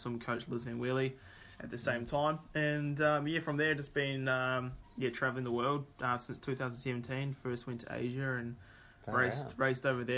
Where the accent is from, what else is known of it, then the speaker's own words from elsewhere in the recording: Whakatane, Bay of Plenty, New Zealand; also born or lived in Taupo; I was born in Taupo, but did all my growing up as a kid in Whakatane